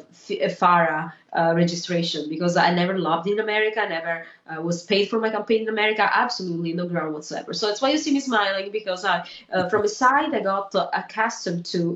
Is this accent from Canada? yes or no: no; Italy; my civil right as an Italian citizen to run for office in my own country